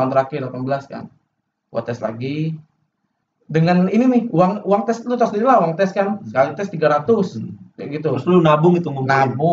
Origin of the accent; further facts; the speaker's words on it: Palembang, South Sumatra, Indonesia; padahal kalau di daerahku ya di Palembang ya itu masuk UGM tuh kayak sesuatu yang prestis